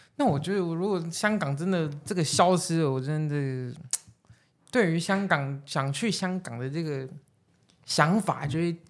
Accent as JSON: {"language": "Chinese", "country": "Taiwan", "said": "我是来自香港的，因为我妈妈是台湾人，然后我爸爸是香港人，所以我现在毕业之后就回来台湾这边工作"}